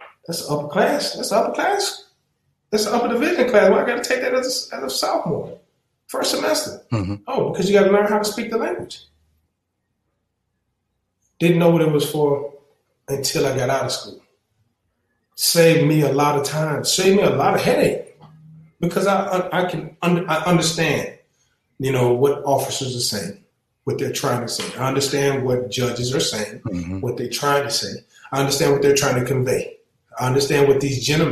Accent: the South, United States; I'm from the South.

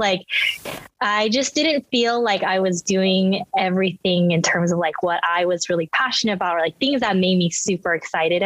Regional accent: United States; English is a second language; also born or lived in Los Angeles / South Korea; I was born in LA, but when I was a baby, we moved back to Korea and then I lived there till six. So I always say like Korea's my first home. And I like, you know, came back to America not knowing English

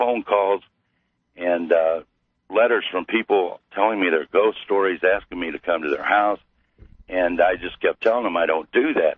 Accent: Missouri, United States; I'm from Missouri

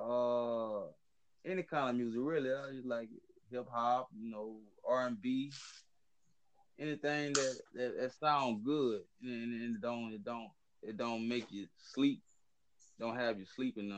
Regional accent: Louisiana, United States; I'm from Louisiana in North America.

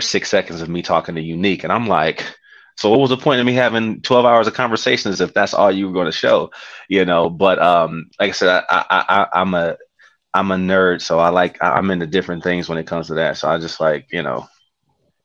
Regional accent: Detroit, Michigan, United States; moved away as an adult; now in Dallas, United States; I'm from Detroit

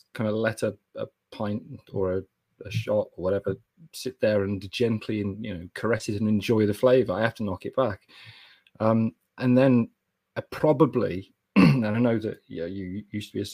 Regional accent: Kidderminster, West Midlands, United Kingdom; I'm from Kidderminster

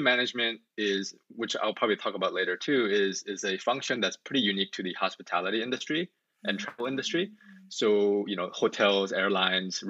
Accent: Orange County, California, United States; moved away as an adult; also born or lived in Korea / upstate New York; now in Atlanta, United States; Well, I was born in Korea, but then I grew up in Orange County, California.

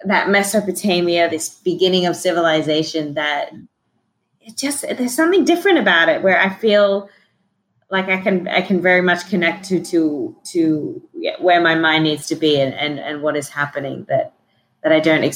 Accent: Australia; I was fortunate a little bit in being Australian

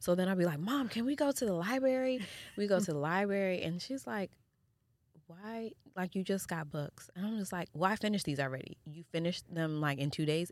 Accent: Jamaica; I'm Jamaican

